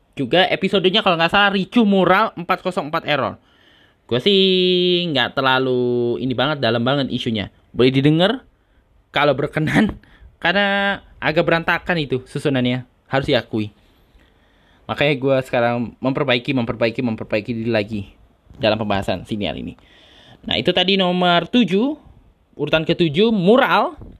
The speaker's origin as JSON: {"language": "Indonesian", "town": "Tangerang", "region": "Banten", "country": "Indonesia", "said": "asal daerah gua, Kota Tangerang"}